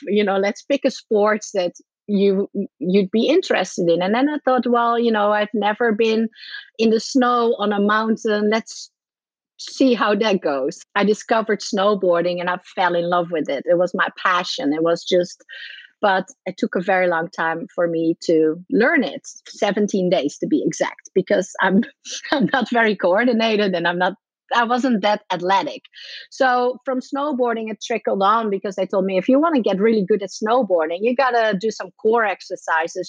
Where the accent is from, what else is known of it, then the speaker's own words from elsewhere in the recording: Netherlands; moved away as an adult; also born or lived in Ireland / Miami, United States; I'm from the Netherlands. I moved to Ireland